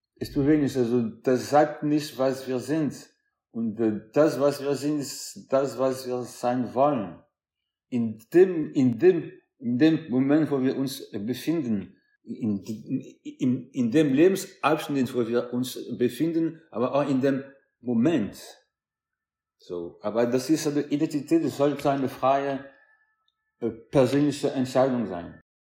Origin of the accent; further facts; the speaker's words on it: France; ich bin Franzose dritter Generation